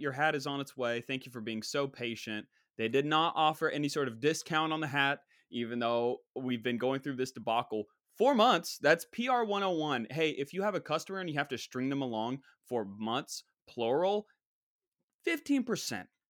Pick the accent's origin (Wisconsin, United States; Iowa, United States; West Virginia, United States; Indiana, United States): West Virginia, United States; That's my home state